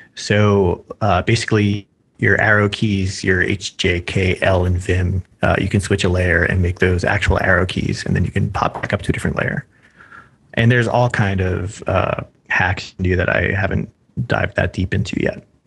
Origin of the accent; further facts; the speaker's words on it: Philadelphia, Pennsylvania, United States; moved away as an adult; now in Seattle, United States; I'm a Philadelphian living in Seattle currently. My heart's in Philly.